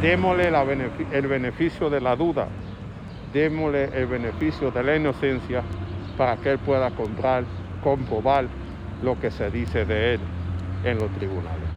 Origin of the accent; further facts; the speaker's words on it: Dominican Republic; como dominicano común